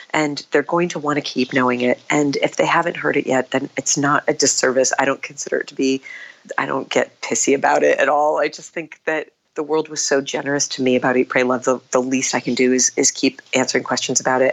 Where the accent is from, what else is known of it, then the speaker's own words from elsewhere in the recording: New England, United States; moved away as an adult; now in New York City, United States; I grew up on a small family Christmas tree farm in New England